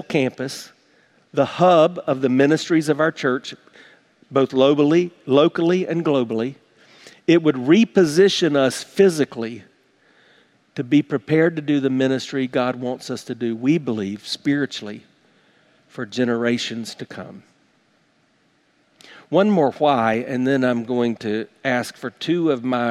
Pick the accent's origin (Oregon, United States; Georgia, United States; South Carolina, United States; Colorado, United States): South Carolina, United States; now in Tampa, United States; growing up in South Carolina